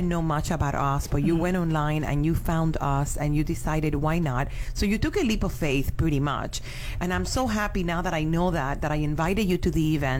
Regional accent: Cuba; now in Miami, United States; I'm from Cuba

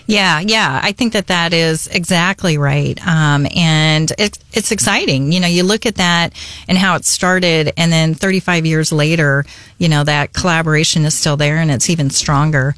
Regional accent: Arizona, United States; moved away as an adult; also born or lived in Flagstaff, Arizona; now in Columbia, United States; born and raised in arizona went to school in flagstaff arizona at nau

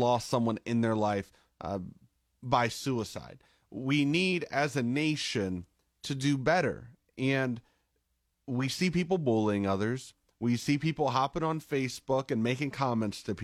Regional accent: Carrollton, United States; in my hometown of Carrollton

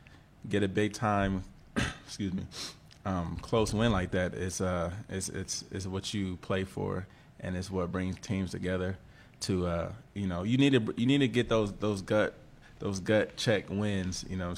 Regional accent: Columbus, Ohio, United States; also born or lived in Gainesville, Florida; So both my parents were born there. I was born in Gainesville, Florida, but raised in Columbus, Ohio. So

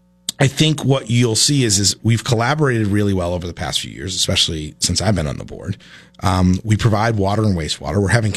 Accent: Rutland, Vermont, United States; I grew up in Rutland.

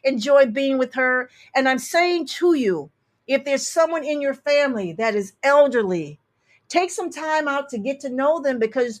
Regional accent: Detroit, Michigan, United States; I'm from Detroit, Michigan.

